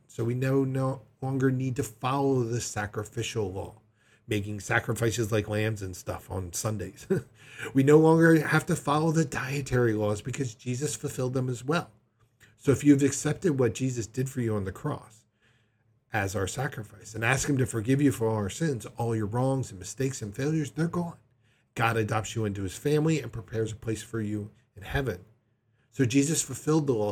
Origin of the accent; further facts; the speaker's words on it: Delaware, United States; my home state of Delaware